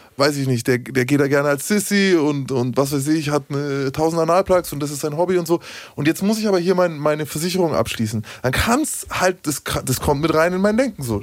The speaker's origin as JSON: {"language": "German", "region": "Bavaria", "country": "Germany", "said": "ich bin aus Bayern"}